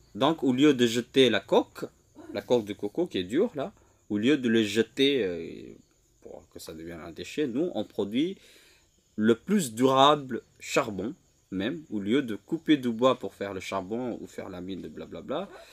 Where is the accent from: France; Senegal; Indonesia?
Indonesia; Lombok, West Nusa Tenggara; French is a second language; moved away as an adult; also born or lived in Java; Je suis rentré sur ma terre natale en 2021